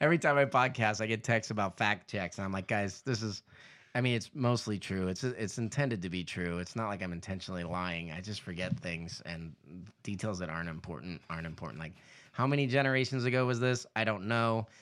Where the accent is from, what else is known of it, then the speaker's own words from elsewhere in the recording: Southern California, United States; moved away; also born or lived in Indonesia; I grew up in Southern California